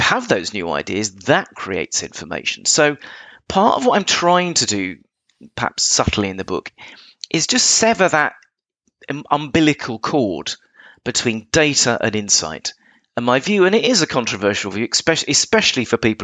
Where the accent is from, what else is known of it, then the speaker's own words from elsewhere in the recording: England, United Kingdom; I'm English